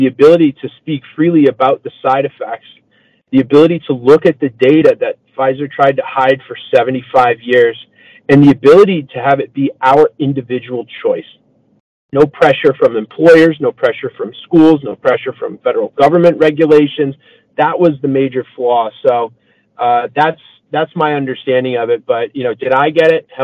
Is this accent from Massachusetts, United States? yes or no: yes; Massachusetts, United States; moved away; I'm originally from Massachusetts.